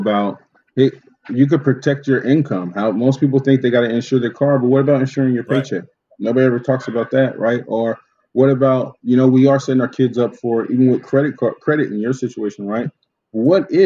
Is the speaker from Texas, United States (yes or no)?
no; Oceanside, California, United States; growing up in Oceanside, I got my car insurance from Food for Less